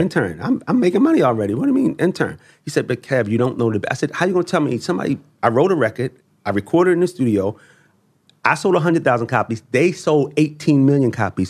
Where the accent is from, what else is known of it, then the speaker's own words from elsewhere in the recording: Baltimore, Maryland, United States; I come from Baltimore. Um, at age sixteen, you're supposed to be on drugs, in jail, uh, or dead.